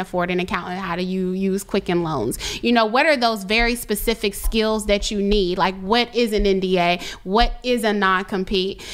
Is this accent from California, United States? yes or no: no; Richmond, Virginia, United States; I'm from Richmond